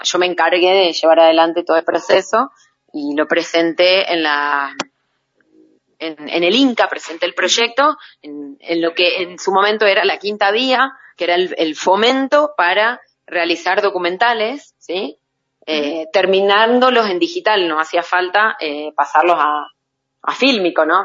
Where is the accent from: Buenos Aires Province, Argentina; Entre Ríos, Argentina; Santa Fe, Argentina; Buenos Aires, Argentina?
Santa Fe, Argentina; Rafaela; moved away; also born or lived in Jujuy; de la ciudad de Rafaela, de donde yo soy